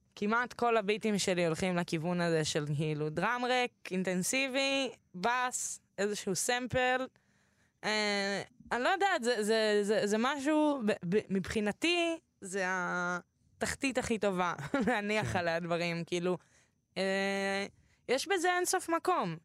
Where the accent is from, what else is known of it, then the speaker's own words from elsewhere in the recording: Tel Aviv, Tel Aviv District, Israel; אני גדלתי בתל אביב